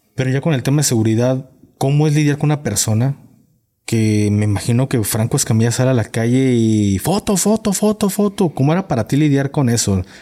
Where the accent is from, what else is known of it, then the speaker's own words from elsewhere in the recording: Jalisco, Mexico; yo vengo de Jalisco